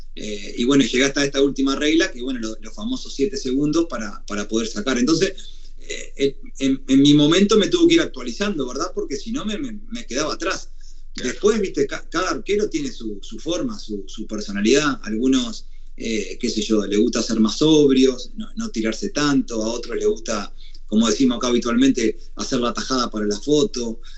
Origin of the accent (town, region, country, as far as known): Uruguay; born or raised there; moved away as an adult; also born or lived in Italy